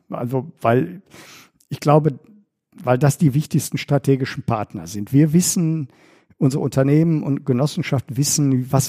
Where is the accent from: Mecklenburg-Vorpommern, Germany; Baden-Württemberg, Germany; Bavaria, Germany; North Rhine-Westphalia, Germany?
North Rhine-Westphalia, Germany; Bochum; meiner Heimatstadt Bochum